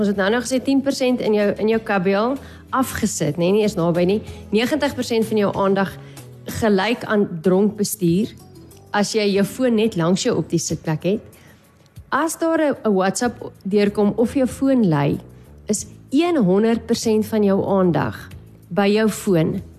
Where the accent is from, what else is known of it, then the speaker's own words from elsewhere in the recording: Namibia; as Namibiërs